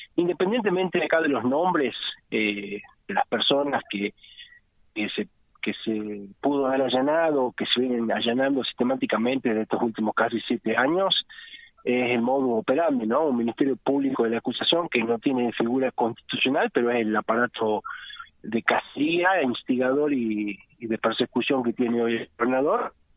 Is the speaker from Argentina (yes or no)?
yes; Jujuy, Argentina; Jujuy, que es, que mi tierra, que es el lugar que yo puedo hablar